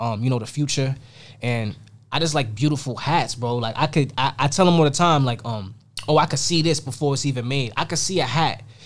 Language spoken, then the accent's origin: English; New York City, New York, United States; this is Queens, it's Jamaica, it's you know, it's my hometown, my city